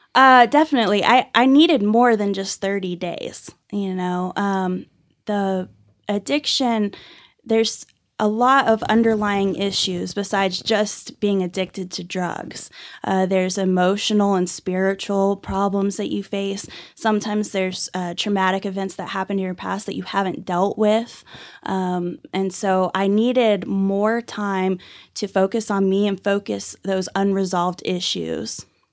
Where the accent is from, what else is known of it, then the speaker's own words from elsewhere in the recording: Dallas-Fort Worth area, Texas, United States; also born or lived in Irving, Texas; now in Amarillo, United States; So I was actually born and raised in, uh, Dallas-Fort Worth area. I was born in Irving and grew up all over the Metroplex